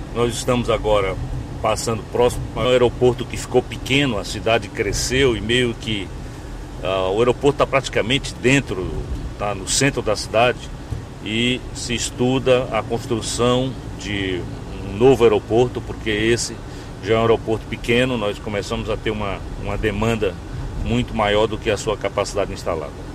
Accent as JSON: {"language": "Portuguese", "town": "Campo Maior", "region": "Piauí", "country": "Brazil", "tie": "born or raised there", "also_born_or_lived": "Fortaleza", "lives_now": "Teresina, Brazil", "said": "eu nasci em Maior. sou aqui de Maior, 80 quilômetros da, da capital. Meus pais eram do campo, vim para a cidade com 4 anos"}